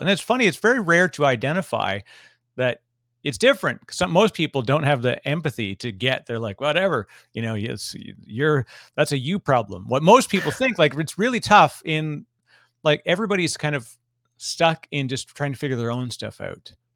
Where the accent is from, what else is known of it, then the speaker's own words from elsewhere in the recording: Toronto, Ontario, Canada; I'm from Toronto originally